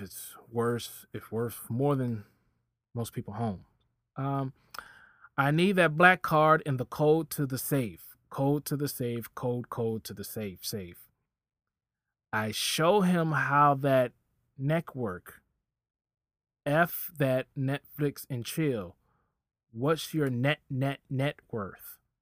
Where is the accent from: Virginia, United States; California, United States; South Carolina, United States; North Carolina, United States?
Virginia, United States; I'm from Virginia.